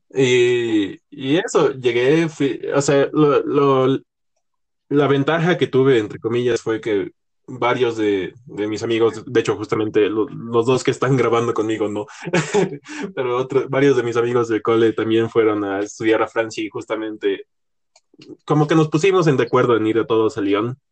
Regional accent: La Paz, Bolivia; estábamos en un colegio aquí en, aquí en La Paz, Bolivia

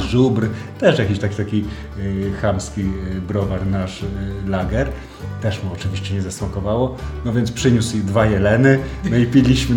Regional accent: Poland; jestem z Polski

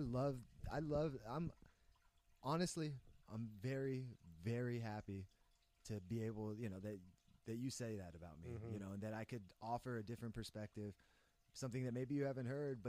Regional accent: San Jose, California, United States; being mixed race, growing up in San Jose in America

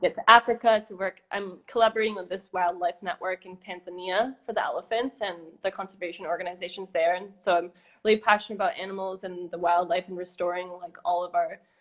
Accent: Brampton, Ontario, Canada; moved away; also born or lived in Costa Rica / California; I was born in Brampton, outside of Toronto

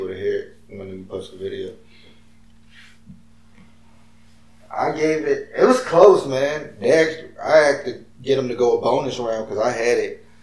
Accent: Virginia, United States; I'm from VA, I'm from Virginia.

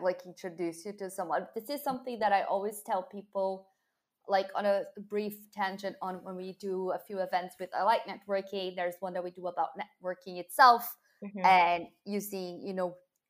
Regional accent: Brazil; I'm from Brazil

